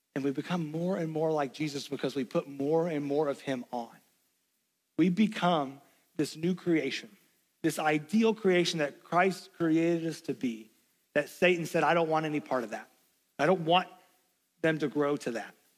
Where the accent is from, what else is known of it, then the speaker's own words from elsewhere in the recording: Knoxville, Tennessee, United States; moved away; also born or lived in Lexington, Kentucky; I grew up in Knoxville, Tennessee